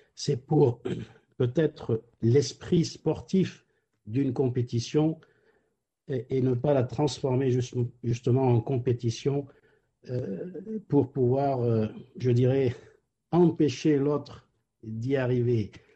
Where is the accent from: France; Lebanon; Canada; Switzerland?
Lebanon; moved away; je viens du Liban